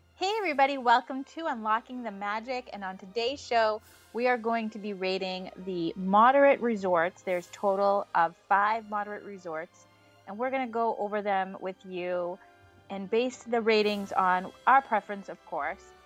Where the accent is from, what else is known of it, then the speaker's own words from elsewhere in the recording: New England, United States; we're from New England